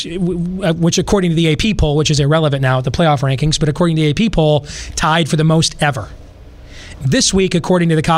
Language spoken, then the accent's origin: English; Michigan, United States; growing up in Michigan